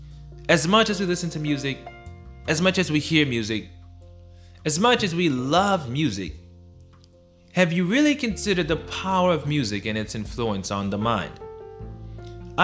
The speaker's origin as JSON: {"language": "English", "area": "Broward County", "region": "Florida", "country": "United States", "tie": "born or raised there", "said": "I grew up in Broward County, I grew up from the east side"}